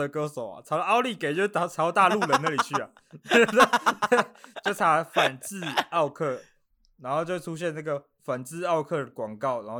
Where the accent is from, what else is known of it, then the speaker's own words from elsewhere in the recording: Australia; Chinese is a second language; 我是来自这个澳洲的澳洲人